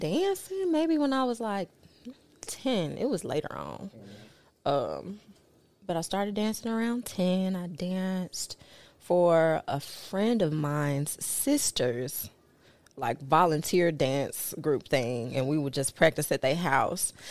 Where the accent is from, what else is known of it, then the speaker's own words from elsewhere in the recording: Memphis, Tennessee, United States; moved away as an adult; also born or lived in New Orleans, Louisiana; I went to school through high school in Memphis